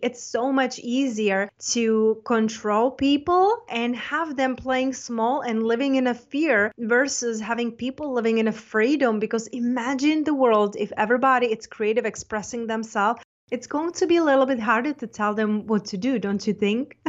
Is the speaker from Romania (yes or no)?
no; Czechia; also born or lived in London / Spain; now in United States; I'm from Czech Republic, but I lived in London, Spain, and then I got an offer to go to school in the United States.